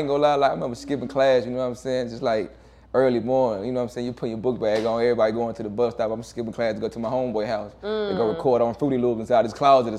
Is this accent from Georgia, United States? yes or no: yes; Macon, Georgia, United States; also born or lived in Warner Robins, Georgia / Hawkinsville, Georgia / Perry, Georgia; Man, I grew up, man, what we trying to talk about? Macon, Georgia, you know what I'm saying? Macon, Georgia, down south